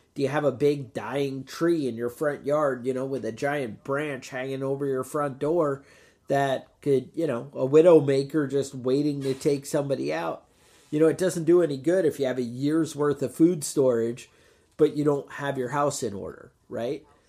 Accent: United States; as an American

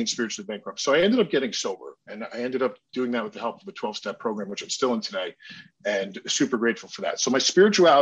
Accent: New Jersey, United States; I was born in New Jersey

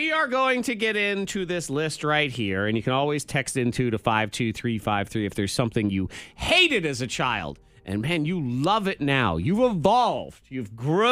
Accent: New England, United States; We grew up in New England

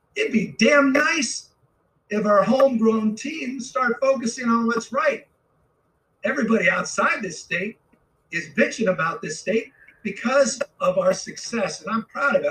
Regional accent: California, United States; as a Californian

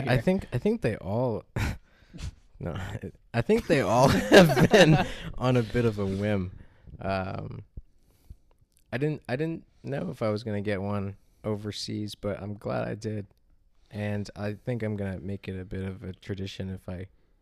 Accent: Maine, United States; also born or lived in London; And initially, he's like, so where are you from? Oz? You know, and I'm like, no, I'm from Maine. He's like, what you doing in Maine? And I was like, I've been back and forth living in London a lot, and he's like, okay

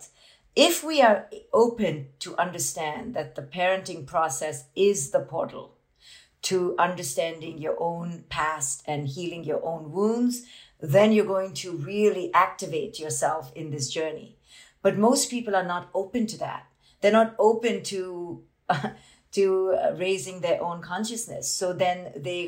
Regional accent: India; I grew up in India as this Indian woman

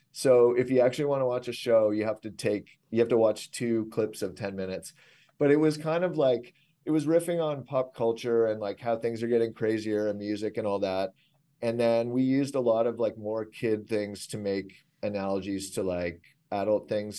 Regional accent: Canada; I'm Canadian

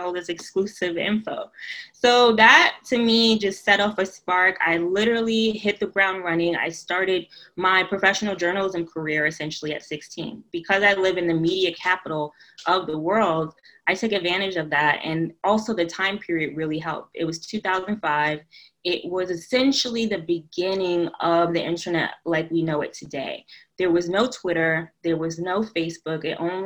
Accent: New York City, New York, United States; I'm from New York, Brooklyn, New York, born and raised

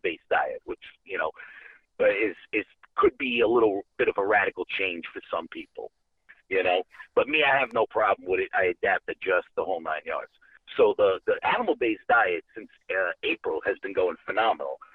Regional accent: New York City, New York, United States; moved away as an adult; now in Georgia, United States; I'm actually from the Bronx. I'm from New York City.

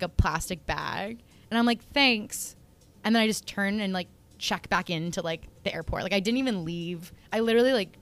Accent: Connecticut, United States; now in Boston, United States; I was in Connecticut, my hometown, just chilling with my mom.

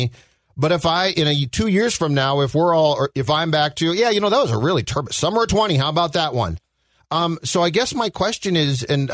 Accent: Minnetonka, Minnesota, United States; I grew up in Minnetonka

